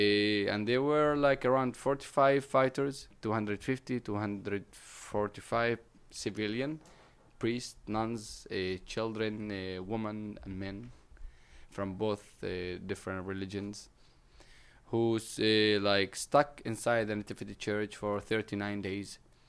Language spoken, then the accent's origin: English; Palestine; So I'm an actor from Palestine.